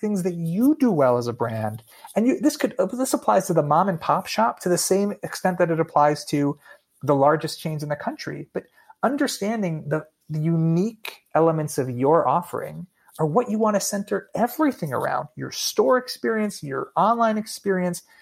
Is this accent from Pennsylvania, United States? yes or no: yes; Allentown, Pennsylvania, United States; I grew up in Allentown, Pennsylvania